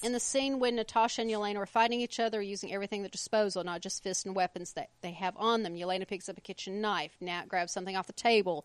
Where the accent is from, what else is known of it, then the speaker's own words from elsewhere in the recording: United States; I'm American